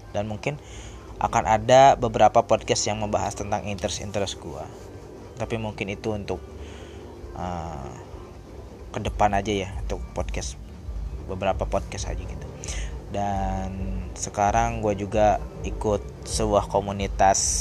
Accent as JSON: {"language": "Indonesian", "town": "Purwakarta", "region": "West Java", "country": "Indonesia", "tie": "born or raised there", "said": "gua asli Purwakarta, gua lahir di Purwakarta"}